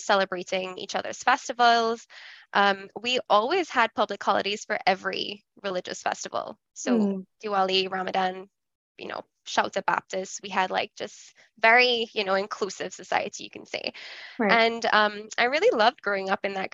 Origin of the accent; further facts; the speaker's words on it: Trinidad & Tobago; moved away; I grew up in Trinidad